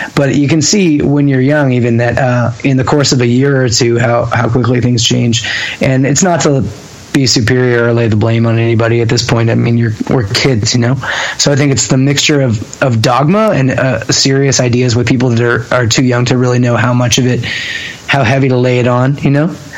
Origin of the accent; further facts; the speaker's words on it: Hamilton, Ontario, Canada; growing up in Hamilton